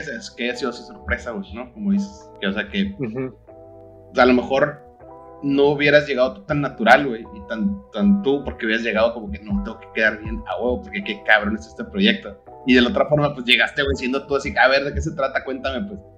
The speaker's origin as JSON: {"language": "Spanish", "region": "Sonora", "country": "Mexico", "also_born_or_lived": "Mexico City", "moved": "yes", "said": "yo como ex sonorense que vivía en el DF"}